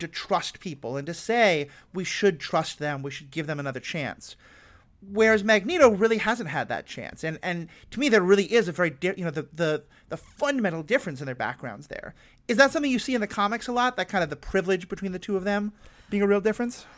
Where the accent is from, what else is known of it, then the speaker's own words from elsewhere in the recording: United States; I'm also white, I'm American, I have an awful lot of privilege